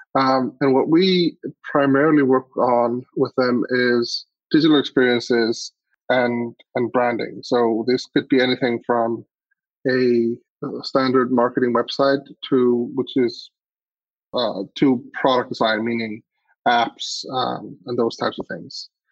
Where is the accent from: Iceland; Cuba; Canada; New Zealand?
Iceland; I grew up in Iceland